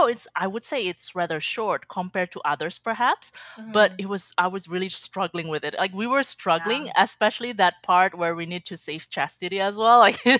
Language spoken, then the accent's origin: English; Indonesia; now in Edmonton, Canada; I'm from Indonesia. And I'm recently married, and now I reside in Edmonton, so I'm in Canada, actually.